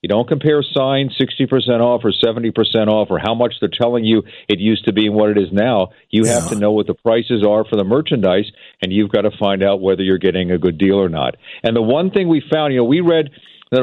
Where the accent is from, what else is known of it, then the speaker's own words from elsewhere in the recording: Philadelphia, Pennsylvania, United States; I grew up in Philadelphia